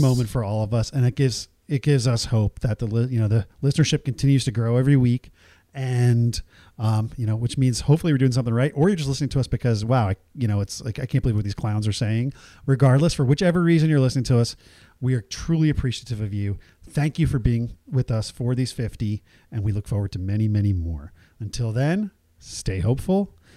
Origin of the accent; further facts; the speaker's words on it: Nigeria; now in United States; I was born in Nigeria